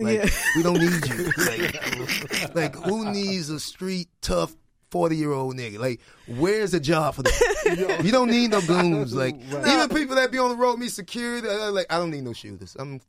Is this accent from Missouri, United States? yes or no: no; Jacksonville, Florida, United States; I'm from Jacksonville.